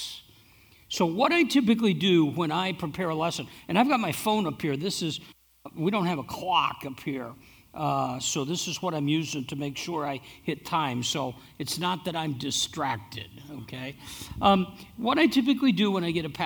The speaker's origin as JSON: {"language": "English", "region": "Iowa", "country": "United States", "moved": "yes", "lives_now": "Gilbert, United States", "said": "I'm from Iowa."}